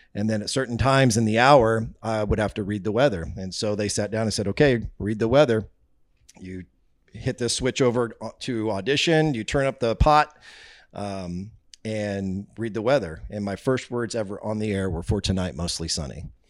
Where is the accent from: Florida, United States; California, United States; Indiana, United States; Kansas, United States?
Kansas, United States; Marysville; I grew up in a small town of Marysville, Kansas, uh, northeast Kansas